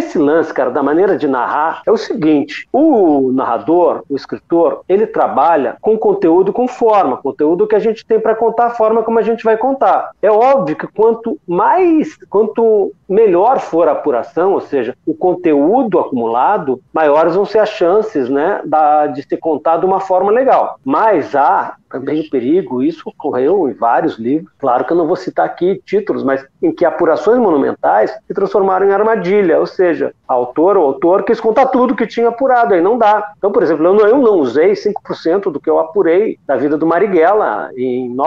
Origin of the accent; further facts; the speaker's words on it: Rio de Janeiro, Brazil; accent: gaúcho; Apesar desse meu sotaque sem vergonha de gaúcho, eu sou